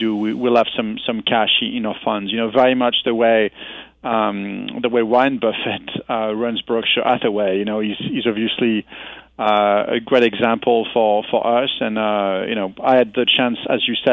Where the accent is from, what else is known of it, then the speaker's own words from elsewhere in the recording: France; moved away as an adult; now in United States; I come from France